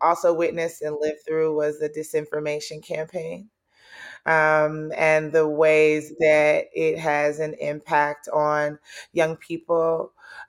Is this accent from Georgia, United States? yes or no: yes; Atlanta, Georgia, United States; also born or lived in Nigeria; I was born in Nigeria and raised in Southwest Atlanta